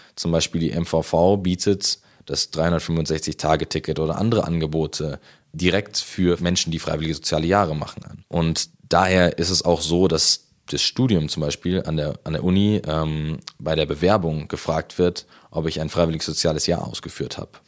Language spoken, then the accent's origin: German; Munich, Bavaria, Germany; also born or lived in Haidhausen, Munich; wohne ich aktuell in Heidhausen, aber ursprünglich komme ich aus der Au. Dort bin ich in der Gemeinde Maria Hilf schon lange aktiv.